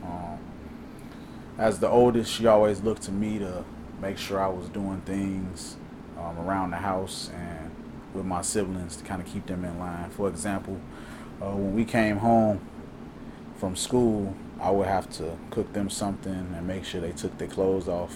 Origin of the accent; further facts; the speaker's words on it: Calumet Park, Illinois, United States; I grew up in Calumet Park, 128th and Troop